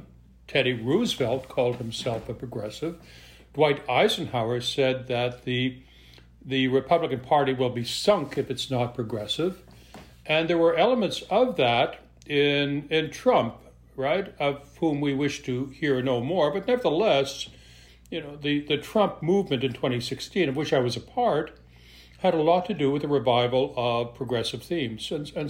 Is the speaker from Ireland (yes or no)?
no; Western Canada, Canada; I'm originally from Western Canada.